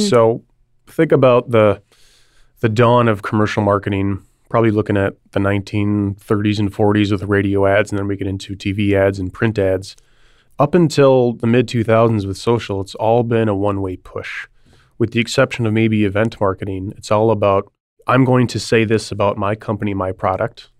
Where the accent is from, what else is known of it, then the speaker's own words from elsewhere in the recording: Milwaukee, Wisconsin, United States; also born or lived in Chicago; move back home. I'm from the Milwaukee area.